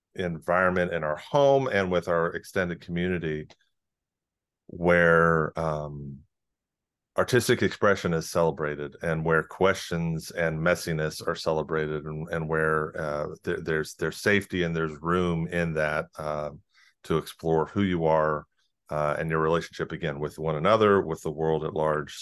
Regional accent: South Carolina, United States; moved away; the cultural circles that we ran in growing up in South Carolina

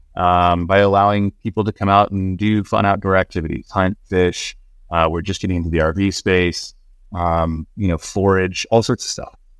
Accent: Southern California, United States; moved away as an adult; also born or lived in Laguna Beach, California / Boston; I grew up in Southern California, uh, surfing, fishing, spear fishing, hunting.

